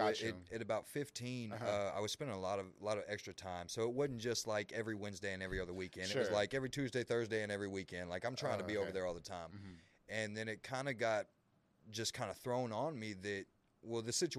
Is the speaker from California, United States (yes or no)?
no; Waco, Texas, United States; also born or lived in McGregor, Texas; I was born and raised here in Waco, Texas.